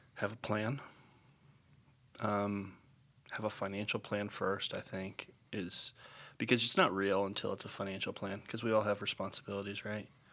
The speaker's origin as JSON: {"language": "English", "town": "Upland", "region": "Indiana", "country": "United States", "tie": "born or raised there", "also_born_or_lived": "Franklin, Indiana / Terre Haute, Indiana", "moved": "as an adult", "lives_now": "Center Grove, United States", "said": "I grew up in Upland, Indiana"}